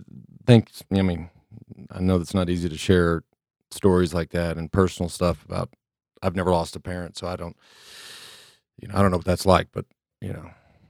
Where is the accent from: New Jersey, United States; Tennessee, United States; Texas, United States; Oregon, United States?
Texas, United States; Dallas; I grew up in Dallas, and I talk about the Dallas Cowboys all the time on this podcast.